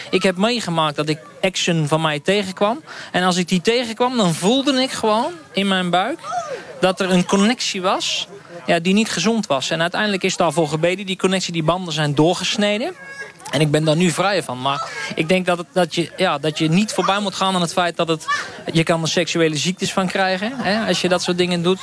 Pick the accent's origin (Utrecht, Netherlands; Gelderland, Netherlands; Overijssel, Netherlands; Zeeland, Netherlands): Utrecht, Netherlands; Bunschoten-Spakenburg; Ik kom uit Bunschoten Spakenburg